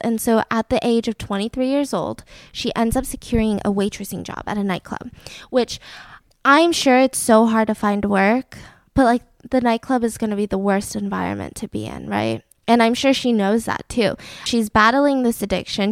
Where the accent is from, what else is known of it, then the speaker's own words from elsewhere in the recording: Atlanta, Georgia, United States; now in Los Angeles, United States; the great, wonderful, peachy state that I grew up in, Atlanta, Georgia